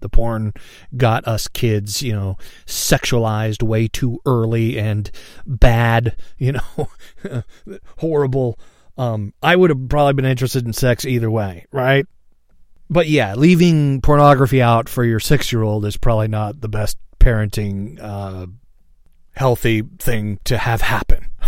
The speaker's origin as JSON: {"language": "English", "town": "Seattle", "region": "Washington", "country": "United States", "tie": "born or raised there", "said": "I was born in Seattle, all right, Swedish hospital"}